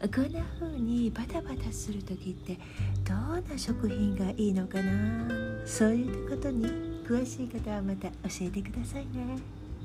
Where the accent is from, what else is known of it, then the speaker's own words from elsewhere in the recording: Japan; moved away; いくらここでの生活が長いとはいえ日本人だっていうことは発音ですぐに分かってしまう